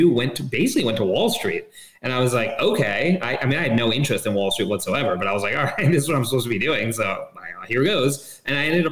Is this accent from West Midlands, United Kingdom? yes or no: no; London, United Kingdom; also born or lived in Hong Kong; I was born in Hong Kong and, grew up in Hong Kong for first 5 years of my life. Really interesting experience. Then moved to London, England.